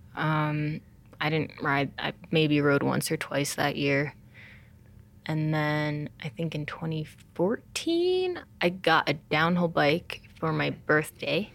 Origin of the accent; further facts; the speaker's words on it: Montclair, New Jersey, United States; also born or lived in China; I grew up in Montclair, New Jersey